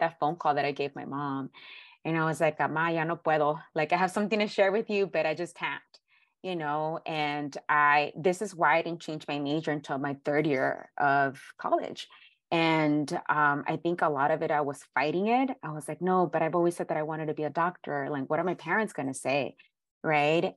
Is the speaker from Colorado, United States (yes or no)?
no; Los Angeles, California, United States; I was born and raised in South Central in the hood